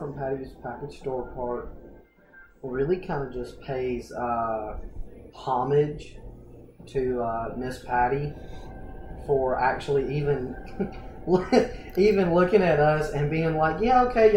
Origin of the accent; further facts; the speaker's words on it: Hayden, Alabama, United States; I was born and raised in Hayden, Alabama.